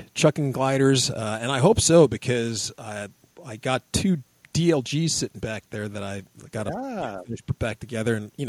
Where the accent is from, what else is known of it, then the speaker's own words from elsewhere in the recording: United States; I'm from America.